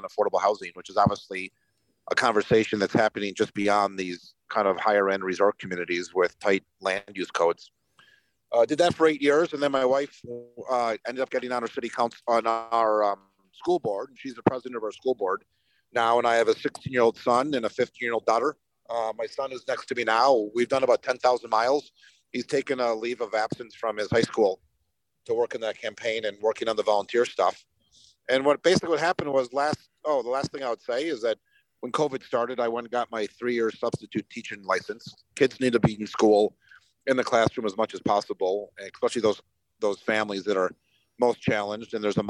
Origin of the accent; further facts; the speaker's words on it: Montana, United States; born there; so I was born on the Indian Reservation, Fort Peck Indian Reservation, northeastern Montana, right where North Dakota, Montana, and Canada come together.